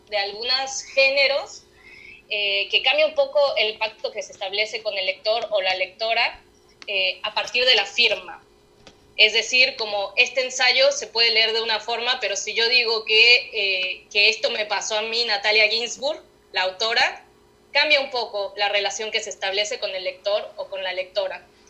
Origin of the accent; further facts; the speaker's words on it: Mexico City, Mexico; moved away as an adult; now in Buenos Aires, Argentina; nací en el DF y viví ahí hasta que hasta los 26 años